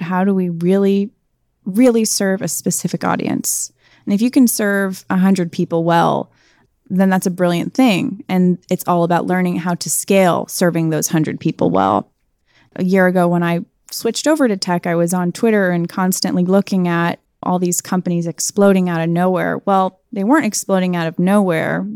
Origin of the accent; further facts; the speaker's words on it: Chicago, Illinois, United States; moved away as an adult; also born or lived in North Carolina; born and raised in Chicago to two entrepreneurs